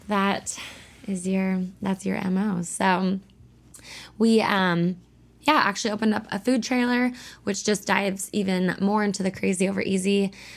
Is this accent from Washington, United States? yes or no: yes; about an hour north of Seattle, Washington, United States; I'm up from about an hour north of Seattle. So, we actually moved back to my hometown